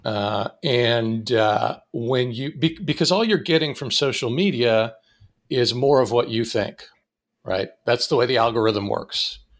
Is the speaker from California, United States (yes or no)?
no; Erie, Pennsylvania, United States; moved away as an adult; also born or lived in Pittsburgh; I grew up in Erie